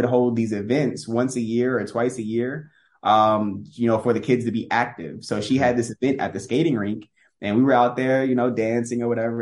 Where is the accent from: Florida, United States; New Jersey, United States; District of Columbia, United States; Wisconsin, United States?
Florida, United States; Tampa; I was born and raised in Tampa, Florida.